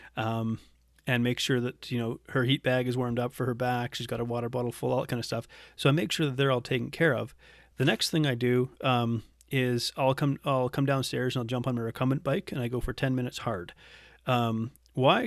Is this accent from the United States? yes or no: no; Canada; moved away as an adult; also born or lived in Geelong, Australia; we came back to Canada for me to rejoin the Navy